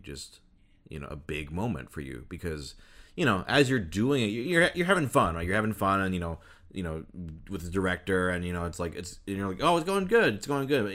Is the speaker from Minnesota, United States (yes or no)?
yes; Minnesota, United States; moved away; also born or lived in Michigan; I was born in Minnesota, so, like, the Vikings were, like, a huge thing in my school